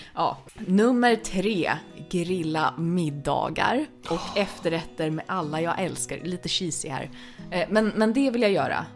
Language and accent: Swedish; Stockholm, Stockholm County, Sweden; jag var stockholmare